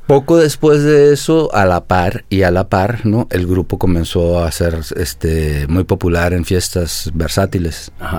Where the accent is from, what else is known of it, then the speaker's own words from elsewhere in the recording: Ciudad Obregón, Sonora, Mexico; moved away; also born or lived in Guadalajara; yo soy de Sonora